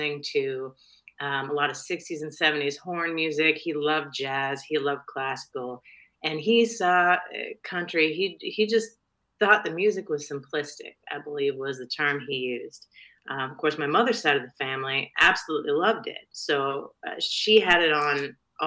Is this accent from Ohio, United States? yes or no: no; Aberdeen, Washington, United States; also born or lived in Gothenburg, Nebraska; now in Austin, United States; I was born in Nebraska, actually, a little town called Gothenburg, which is famous for being the last stop on the Pony Express. And then my parents moved out to Washington State, which is where my dad is from originally. I grew up in Aberdeen, Washington